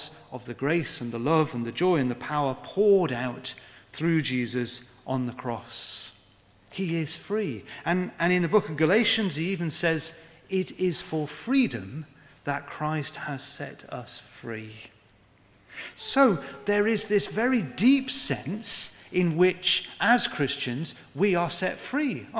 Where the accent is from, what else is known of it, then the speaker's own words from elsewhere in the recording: United Kingdom; we're British